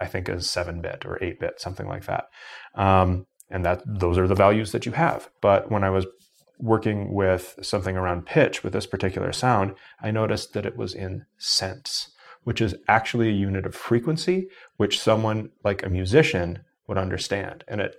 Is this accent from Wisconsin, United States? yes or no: yes; Wisconsin, United States; So I grew up in Wisconsin, so we have the reciprocity thing with our university systems